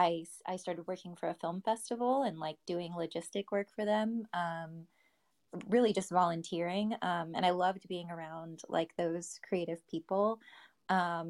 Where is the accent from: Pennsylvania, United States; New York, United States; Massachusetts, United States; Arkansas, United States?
Arkansas, United States; Little Rock; moved away; also born or lived in Los Angeles / Austin; I'm from Little Rock, Arkansas, and I'm a calligrapher and digital artist.